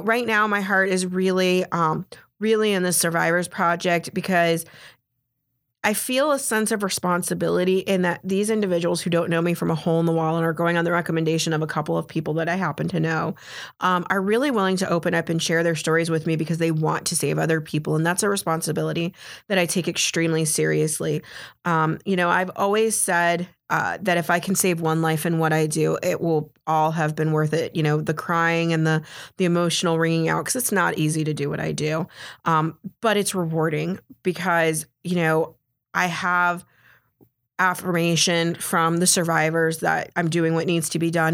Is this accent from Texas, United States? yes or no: no; Florida, United States; growing up in Florida, I'm really good at hurricanes